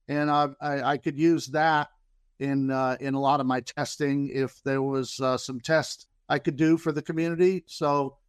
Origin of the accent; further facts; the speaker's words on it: Florida, United States; Yeah, I'm from Central Florida, and I have a.